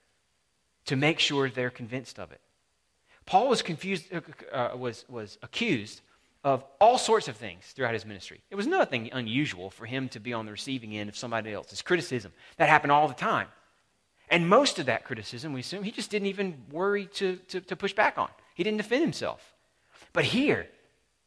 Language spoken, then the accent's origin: English; the South, Southern United States, United States; I'm a Southerner.